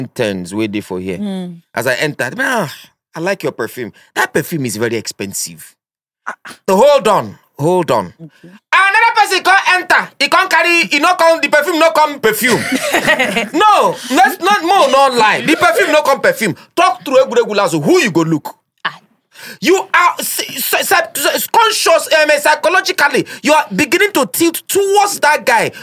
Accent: Nigeria; I'm an Igbo man. In fact, I'm a Nigerian

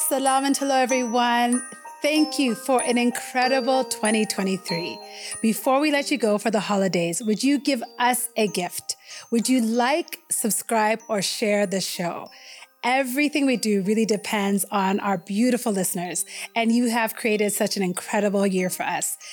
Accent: United States; also born or lived in Ethiopia; I was an immigrant kid growing up in the U S

